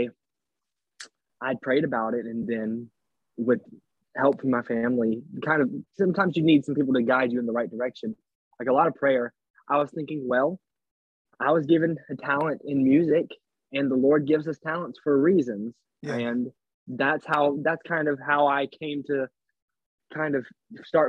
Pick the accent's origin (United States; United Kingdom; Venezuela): United States; Sumter, South Carolina; now in Fort Mill, United States; I was born in Sumter, South Carolina. I was born into a pastor family. My great-grandpa was a pastor, and my dad is a pastor. I grew up there.